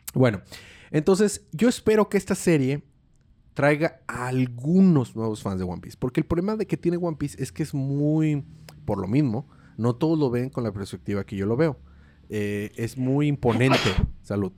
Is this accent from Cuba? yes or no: no; Mexico